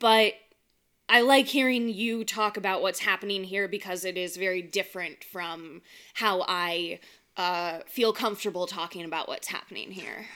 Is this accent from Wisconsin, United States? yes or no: no; California, United States; moved away; I'm from California